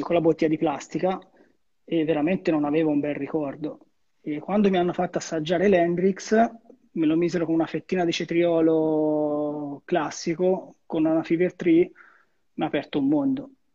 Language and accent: Italian; Arezzo, Tuscany, Italy; un mio caro amico della mia città